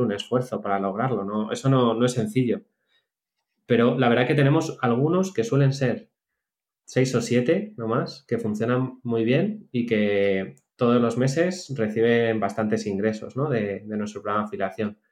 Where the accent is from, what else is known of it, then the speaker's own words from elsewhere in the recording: Spain; somos todos españoles